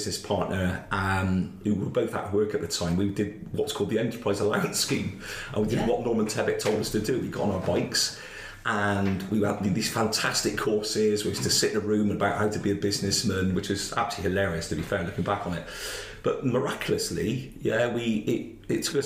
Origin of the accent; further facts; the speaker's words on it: Bristol, South West England, United Kingdom; I came from Rovers area